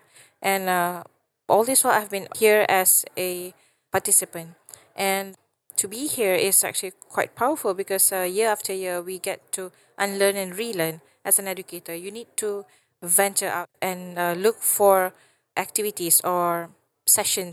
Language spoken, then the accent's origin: English; Malaysia; I'm from Malaysia.